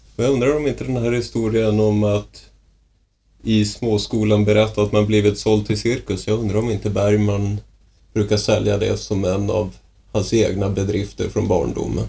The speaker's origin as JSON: {"language": "Swedish", "town": "Umeå", "region": "Västerbotten County", "country": "Sweden", "tie": "born or raised there", "moved": "yes", "said": "Jag är uppväxt i Umeå, jag är van att man pratar om en älv"}